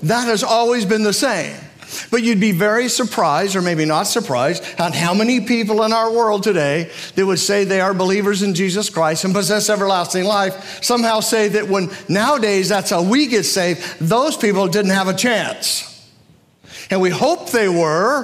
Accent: United States; as an American

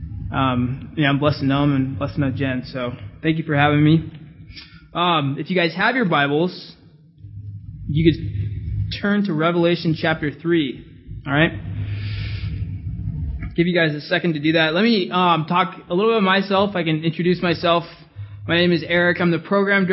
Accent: California, United States; moved away; I'm from California.

